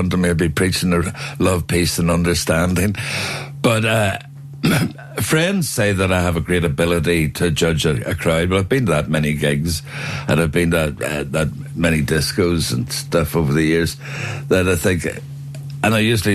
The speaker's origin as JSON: {"language": "English", "town": "Belfast", "region": "Northern Ireland", "country": "United Kingdom", "tie": "born or raised there", "said": "I was born in Botanic Avenue, but grew up in a prefab bungalow in Garnaville"}